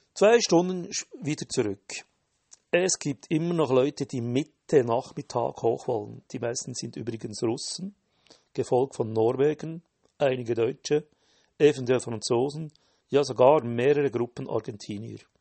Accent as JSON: {"language": "German", "country": "Switzerland", "said": "Als Schweizer hat man das Wandern in den Genen"}